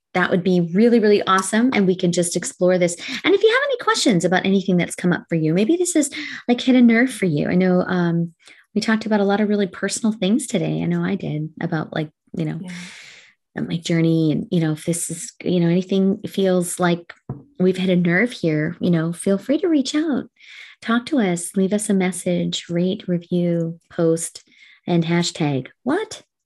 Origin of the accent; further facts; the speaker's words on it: Canada; I'm Canadian. So we graduate speaking French